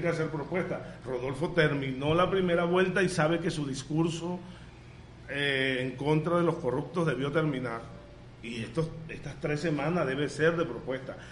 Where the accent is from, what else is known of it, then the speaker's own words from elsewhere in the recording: Villanueva, Colombia; yo creo en Villanueva, yo como amo tanto a mi pueblo